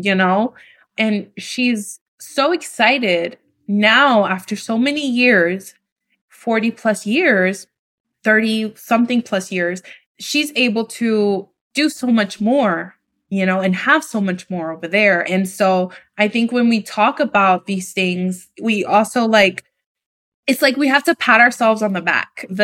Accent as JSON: {"language": "English", "town": "New York City", "region": "New York", "country": "United States", "tie": "born or raised there", "moved": "as an adult", "lives_now": "Dominican Republic", "said": "I grew up in New York City"}